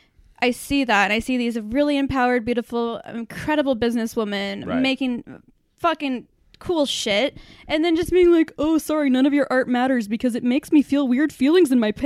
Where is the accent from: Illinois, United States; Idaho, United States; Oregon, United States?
Oregon, United States; Portland; Well, I've been done born and raised right here. Well, I was actually born right here in Portland, Oregon.